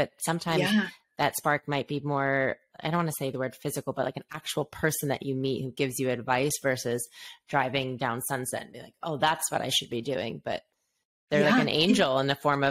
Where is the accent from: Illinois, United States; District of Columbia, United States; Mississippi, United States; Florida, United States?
Illinois, United States; Chicago; we're from Chicago